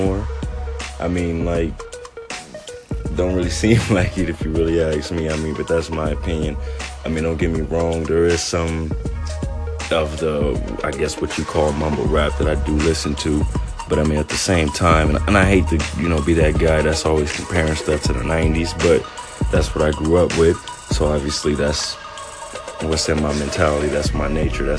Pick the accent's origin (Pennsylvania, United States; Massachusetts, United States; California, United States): California, United States; Long Beach; also born or lived in Orange County, California / Tustin, California / Santa Ana, California / Irvine, California; I was born in Long Beach, California, raised there. Was there maybe until about sixth grade.